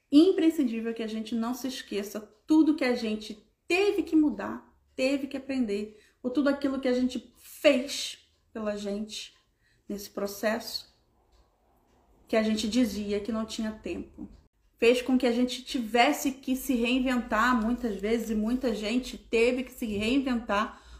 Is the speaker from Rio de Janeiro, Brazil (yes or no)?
yes; Rio de Janeiro, Brazil; 12, porque eu sou bem carioca, né?